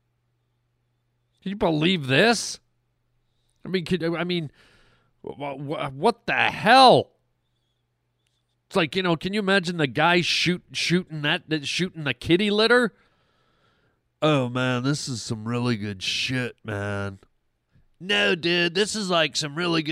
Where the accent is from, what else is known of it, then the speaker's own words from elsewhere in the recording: Canada; moved away; I've lived in those cold climes, my friends. I grew up in Canada.